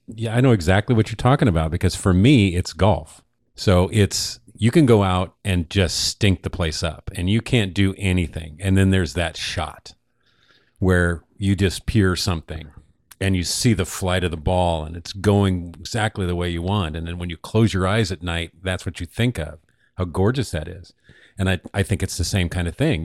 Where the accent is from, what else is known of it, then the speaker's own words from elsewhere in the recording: Oregon, United States; growing up in Oregon